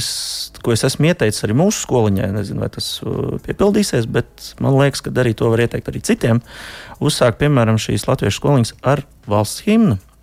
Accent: near Odense, Southern Denmark, Denmark; es... īstenībā esmu no Dānijas vidienas uz salas dzīvoju. Oh. Tā tuvākā pilsēta tā ir Odense

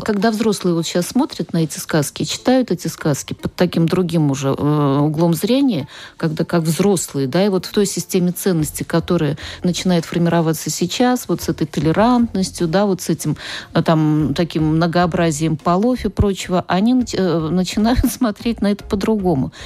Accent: Nizhny Novgorod, Nizhny Novgorod Oblast, Russia; я из Нижнего Новгорода

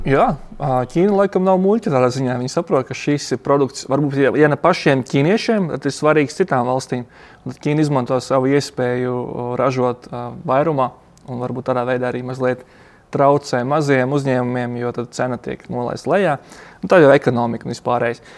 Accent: Ludza, Latgale, Latvia; moved away as an adult; now in China; pats uzaugu Ludzā

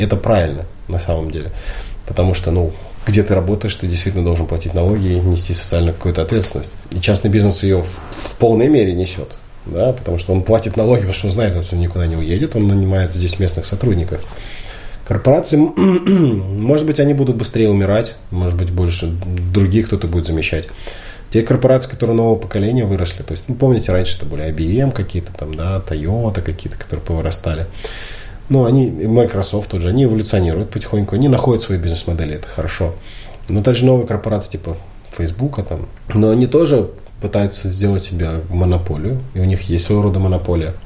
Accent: Belarus; мы не украинцы, мы белорусы. Мы здесь родились, мы здесь были, есть и будем

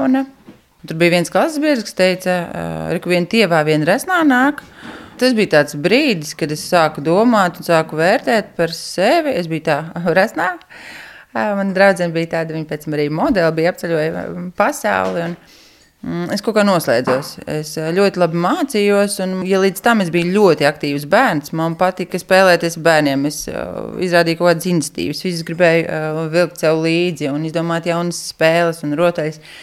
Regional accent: Riga, Latvia; moved away as an adult; now in Raiskums, Latvia; Es esmu no Rīgas, bet pēc būtības bērnībā man katra vasara tika pavadīta laukos.

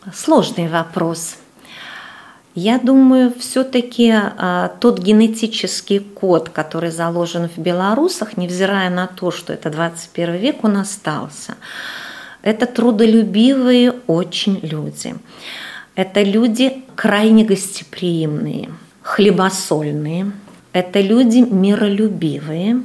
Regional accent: Latvia; Мы уже белорусы Латвии

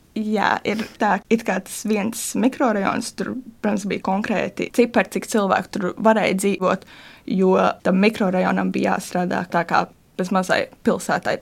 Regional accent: Latvia; uzaugot Gāģos

